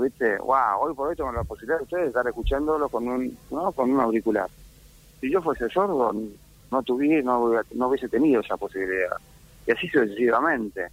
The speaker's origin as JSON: {"language": "Spanish", "country": "Argentina", "said": "nosotros somos los argentinos"}